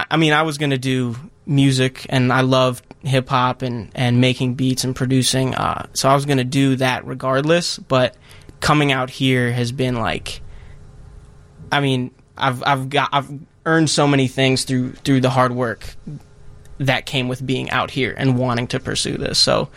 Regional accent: St. Louis Park, Minnesota, United States; Minnesota. Okay. Yeah. St. Louis Park, a little suburb outside of Minneapolis.

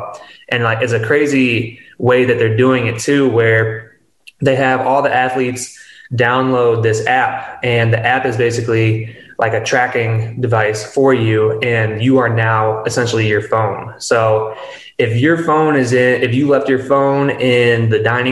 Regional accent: Mount Prospect, Illinois, United States; I'm from Illinois, from Mount Prospect

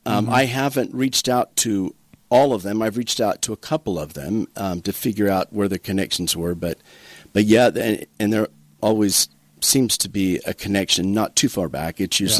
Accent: southern Arizona, United States; moved away as an adult; also born or lived in Chandler, Arizona; now in Toquerville, United States; So I grew up in southern Arizona, okay. a little farming, ranching community. My father ran cattle and farmed potatoes and cotton.

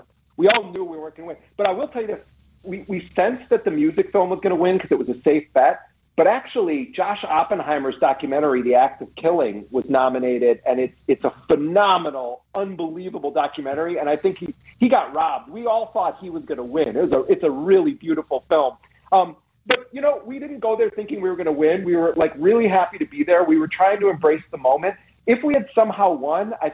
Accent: Milwaukee, Wisconsin, United States; I grew up in Milwaukee

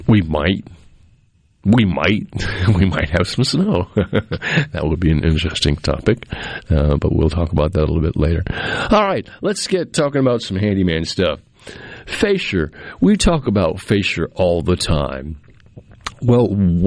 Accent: Massachusetts, United States; also born or lived in central Mississippi; now in Mississippi, United States; We had a septic tank as I was growing up in Massachusetts

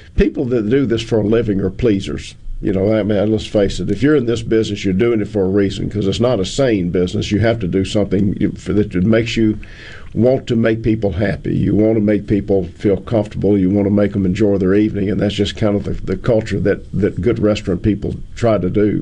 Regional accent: Greenville, Mississippi, United States; I grew up in Greenville

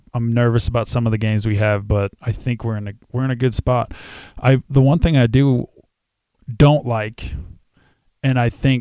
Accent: Wyoming, United States; growing up in Wyoming, knowing what it used to be like

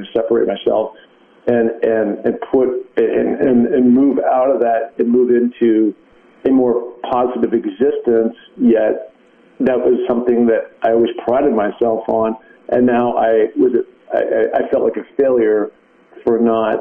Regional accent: Seattle, Washington, United States; moved away as an adult; also born or lived in Los Angeles; I moved out of Seattle, as you know, my hometown.

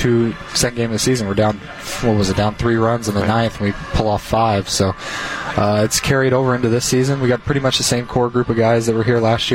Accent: Ohio, United States; now in Milwaukee, United States; I grew up in Ohio, so it's got a very Midwest feel

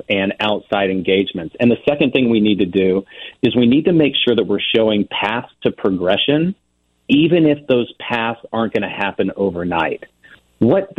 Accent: Ozark Mountains, Missouri, United States; I grew up in the Ozark Mountains in Missouri

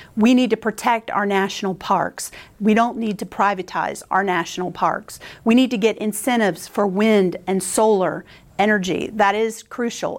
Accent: North Carolina, United States; I grew up in North Carolina

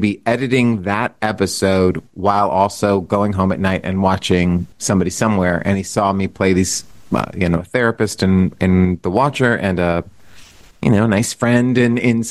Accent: San Antonio, Texas, United States; moved away; I come from San Antonio, Texas

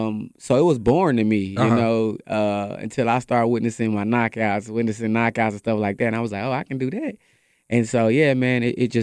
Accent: Kansas City, Missouri, United States; also born or lived in Dallas, Texas; now in Tyler, United States; I'm originally from Kansas City, Missouri, but I, you know, graduated school in Dallas, Texas, graduated high school in Dallas, Texas. So, man, it's just, I've been moving around.

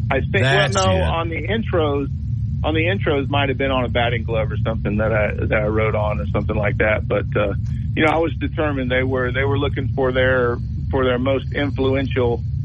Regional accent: Marietta, Georgia, United States; I'm from Marietta

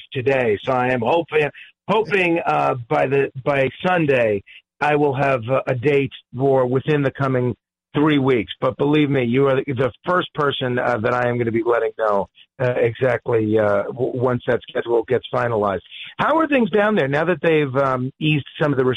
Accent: New York, United States; as a New Yorker

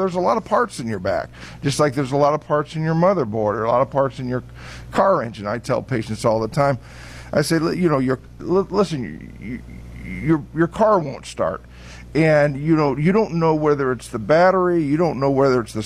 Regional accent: Muncie, Indiana, United States; now in Beaver Dam, United States; Originally from Muncie, Indiana.

